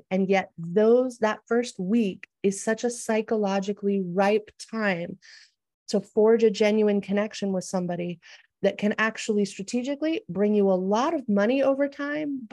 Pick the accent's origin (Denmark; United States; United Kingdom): United States; moved away as an adult; also born or lived in San Diego; my own culture growing up in the United States